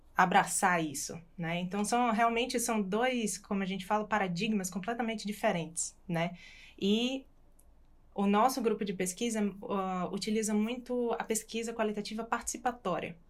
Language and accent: Portuguese; Natal, Rio Grande do Norte, Brazil; moved away as an adult; now in Australia; sou de Natal